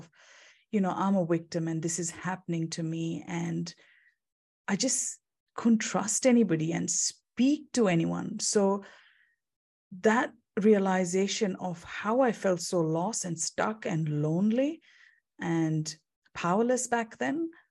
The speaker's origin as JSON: {"language": "English", "country": "India", "also_born_or_lived": "United Kingdom", "moved": "as an adult", "lives_now": "Perth, Australia", "said": "I'm originally from India"}